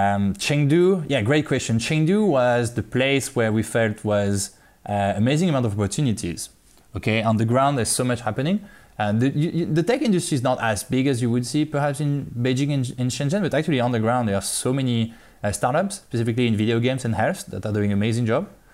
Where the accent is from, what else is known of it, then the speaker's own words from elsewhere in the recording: France; moved away as an adult; now in China; I'm from France.